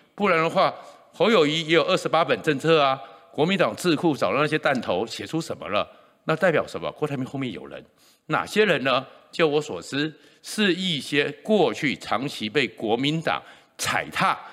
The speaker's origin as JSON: {"language": "Chinese", "country": "Taiwan", "tie": "born or raised there", "said": "我是全中华民国在台湾出生率最高的那一年"}